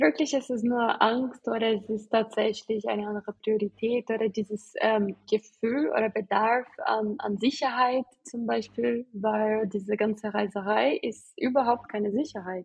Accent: Brazil; German is a second language; moved away; ich komme aus Brasilien, ich bin auch ähm, anders aufgewachsen.

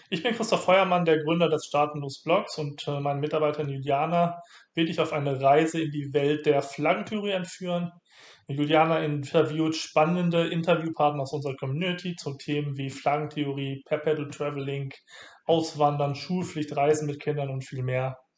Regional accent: Austria; moved away as an adult; wie man schon an meiner Sprache hört. Ich komme eigentlich aus Österreich, ähm, habe dort ja eigentlich bis 2013 äh, gelebt

